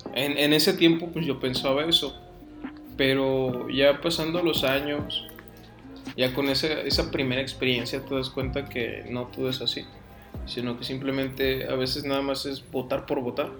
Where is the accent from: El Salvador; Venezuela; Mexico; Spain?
Mexico; aquí en México eran muy distintas las, las vivencias sociales en las cuales hay gente que tenía, no tenía, tenía lo suficiente. Y por parte mía eran de no tener lo suficiente